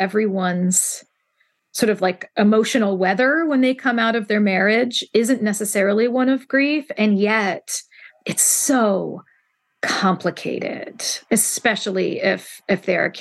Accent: Central Ohio, United States; I still basically live in my hometown

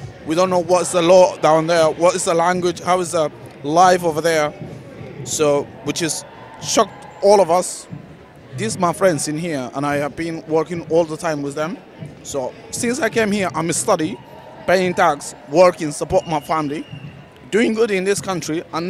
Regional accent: Sudan; English is a second language; moved away as an adult; now in United Kingdom; I came here to this country as a refugee a few years ago, I came from Sudan. We all here Sudanese.

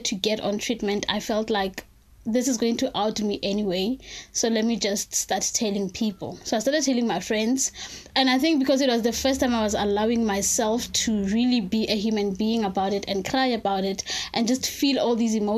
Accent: South Africa; I'm from South Africa

